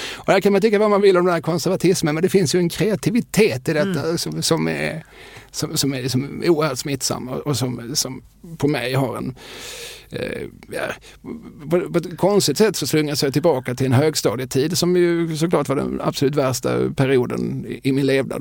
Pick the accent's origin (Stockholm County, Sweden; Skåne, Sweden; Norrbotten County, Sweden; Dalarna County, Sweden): Skåne, Sweden; Eslöv; som Eslövsbo